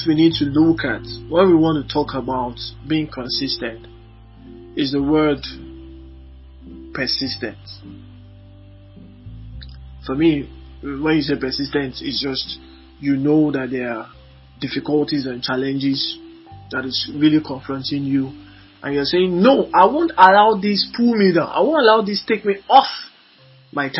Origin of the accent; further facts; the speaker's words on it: Lagos, Nigeria; I was born and brought up in Moshin, Lagos, a very wonderful environment in Lagos.